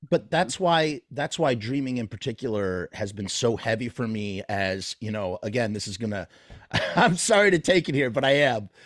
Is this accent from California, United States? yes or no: no; New York, United States; I'm from New York